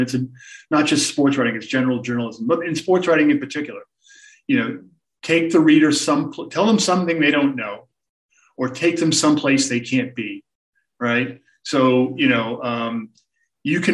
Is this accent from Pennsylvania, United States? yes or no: no; Boston, Massachusetts, United States; I grew up in the Boston area as a sports fan.